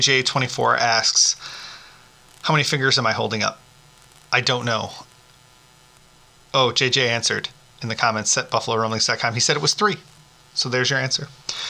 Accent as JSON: {"language": "English", "town": "Bronx", "region": "New York", "country": "United States", "said": "Is it only because I'm from Bronx doesn't sound right without it?"}